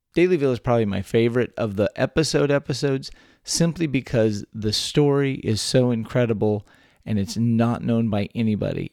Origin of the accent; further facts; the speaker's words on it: South Texas, United States; also born or lived in San Antonio; I grew up all over South Texas